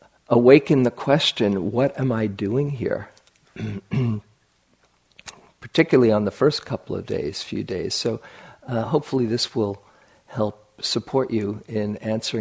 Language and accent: English; New York City, New York, United States; I grew up in New York City